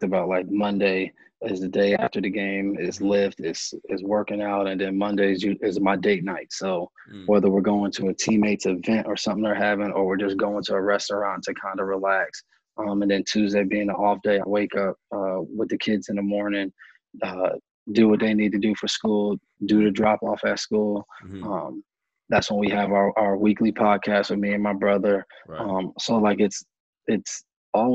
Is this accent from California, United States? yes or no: no; New York, United States; moved away; also born or lived in New Jersey; I'm from New York, lived in New Jersey at the time